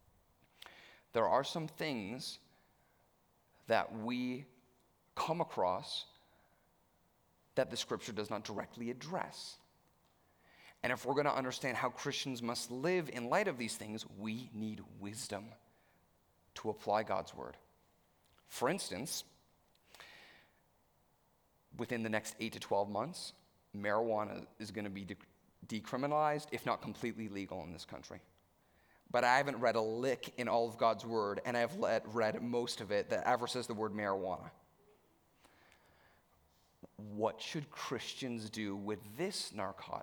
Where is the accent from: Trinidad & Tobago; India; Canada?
Canada; Stouffville, Ontario; as an upper middle class white teen growing up in Stouffville